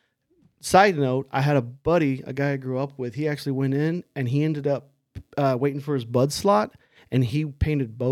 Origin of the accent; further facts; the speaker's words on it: Illinois, United States; moved away as an adult; now in California, United States; I grew up in Illinois. I was born in a little town. Actually, I was born in a bigger town, but I grew up in a small town, about 8,000 people